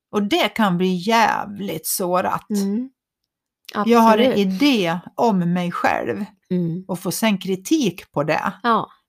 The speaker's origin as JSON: {"language": "Swedish", "town": "Borlänge", "region": "Dalarna County", "country": "Sweden", "said": "Eller, nej, men jag är ju från Borlänge."}